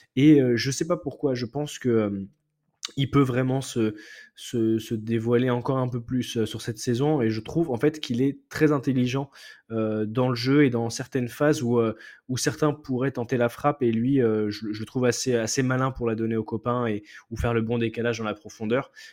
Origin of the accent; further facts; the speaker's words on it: France; en tant que Français